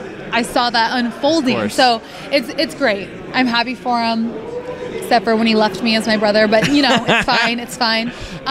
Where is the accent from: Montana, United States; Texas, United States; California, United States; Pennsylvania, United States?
California, United States; I'm from California